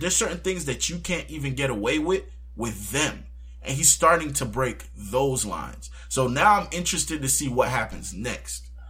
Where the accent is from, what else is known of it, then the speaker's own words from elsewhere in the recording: United States; as an American